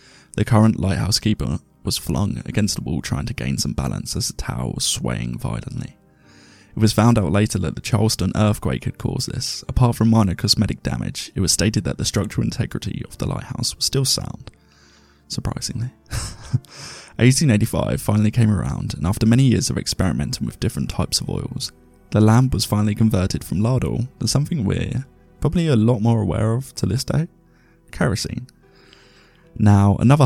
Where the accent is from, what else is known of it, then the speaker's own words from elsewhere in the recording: England, United Kingdom; I'm English and uncouthed.